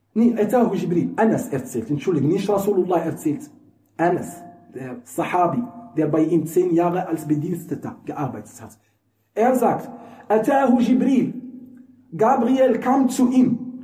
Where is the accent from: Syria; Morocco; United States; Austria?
Morocco; German is a second language; moved away; Das ist übrigens eine Umgangssprache bei uns in Marokko. Wir sagen Scherf.